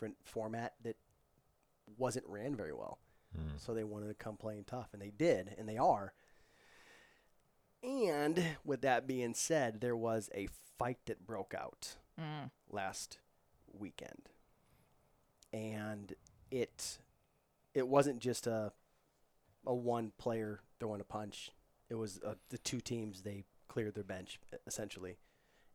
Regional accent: St. Louis, Missouri, United States; that's my hometown. That's where I was from

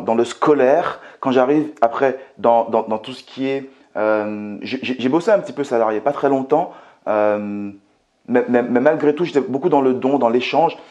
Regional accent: Martinique; also born or lived in Metropolitan France; now in France; je viens tout simplement de la Martinique, que j'ai grandi euh, dans un quartier qui était très très très populaire, pour ne pas vous dire euh, très pauvre que je suis arrivé en France en 95

